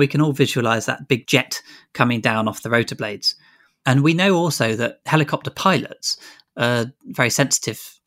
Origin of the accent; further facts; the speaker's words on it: Grantham, East Midlands, United Kingdom; moved away as an adult; also born or lived in Exeter; I grew up in Grantham in Lincolnshire